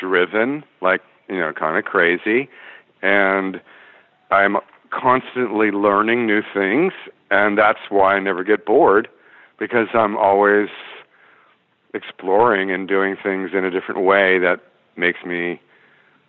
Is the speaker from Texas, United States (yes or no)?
no; Los Angeles, California, United States; I grew up in the San Fernando Valley